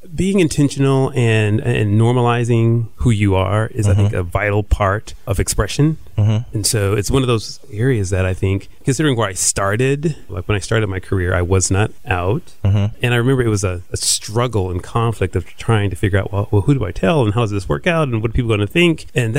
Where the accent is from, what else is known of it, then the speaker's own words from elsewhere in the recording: Houston, Texas, United States; I'm from Houston.